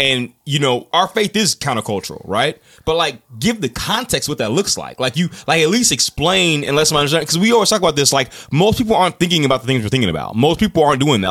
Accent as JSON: {"language": "English", "country": "United States", "said": "we are American"}